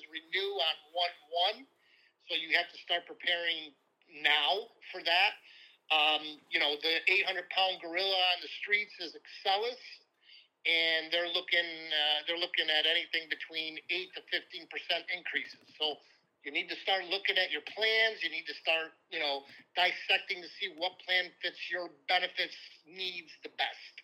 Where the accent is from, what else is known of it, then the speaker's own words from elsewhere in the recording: Syracuse, New York, United States; since I'm born and raised in Syracuse